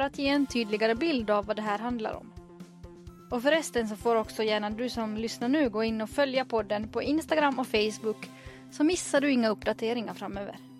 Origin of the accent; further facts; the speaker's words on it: Finland; now in Sweden; Jag kommer från Finland, bor i Sverige